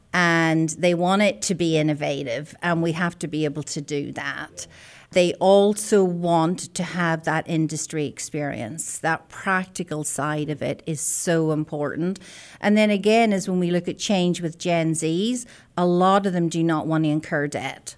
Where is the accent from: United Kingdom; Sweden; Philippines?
United Kingdom; Belfast, Northern Ireland; moved away as an adult; also born or lived in Scotland; now in Oklahoma, United States; I'm a native of the north of Ireland, born and bred in Belfast